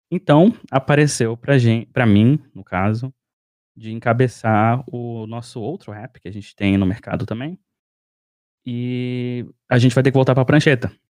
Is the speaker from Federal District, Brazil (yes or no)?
yes; Brasília, Federal District, Brazil; now in Finland; é, sou brasiliense, nascido e criado no Cerrado. É, bom, moro na Finlândia